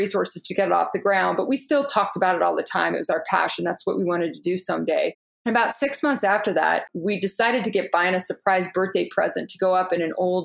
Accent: Orange County, California, United States; I grew up in Orange County.

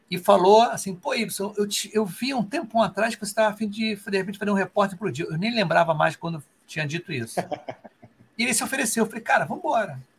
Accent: Rio de Janeiro, Brazil; eu sou do Rio aqui, né? Aqui o Rio é um calor danado.

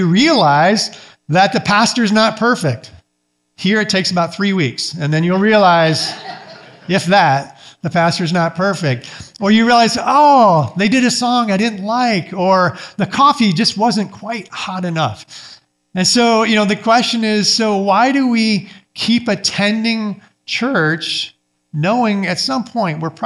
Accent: Michigan, United States; moved away as an adult; I grew up Mennonite up in Michigan

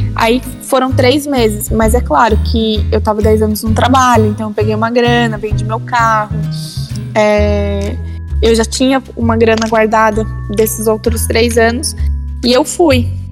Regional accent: São Paulo, Brazil; moved away as an adult; eu sou de São Paulo

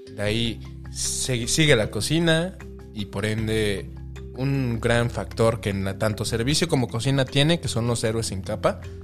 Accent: Mexico City, Mexico; moved away; me conocen como chilango aquí, la mayoría

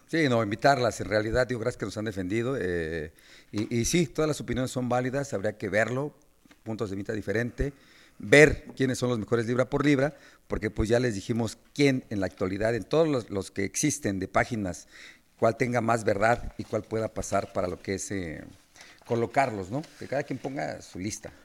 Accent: Mexico City, Mexico; vengo de Iztacalco

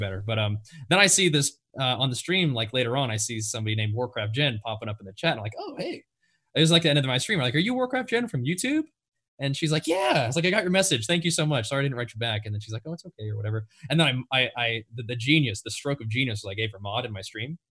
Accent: Nashville, Tennessee, United States; moved away as an adult; now in California, United States; I grew up in Nashville, Tennessee

